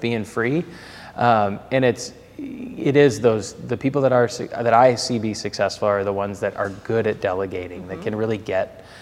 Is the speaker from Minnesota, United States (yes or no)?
yes; Minneapolis, Minnesota, United States; accent: Minnesotan; moved away as an adult; also born or lived in Atlanta; I grew up playing hockey in the Twin Cities